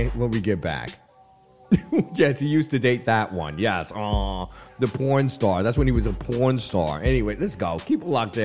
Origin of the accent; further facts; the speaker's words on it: New York City, New York, United States; I like being Jamaican and Panamanian by way of an American. You know, I'm natural born New Yorker